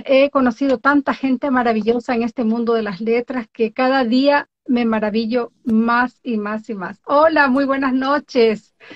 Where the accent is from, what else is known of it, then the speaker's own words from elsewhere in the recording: born in the Galápagos Islands, Ecuador; now in Norway; soy de Ecuador, nacida en las Islas Galápagos, vivo en Noruega desde hace muchísimos años atrás